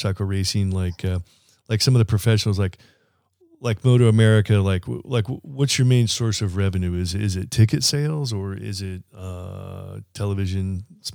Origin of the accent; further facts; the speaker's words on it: Indiana, United States; moved away; I'm from Indiana originally. My whole family is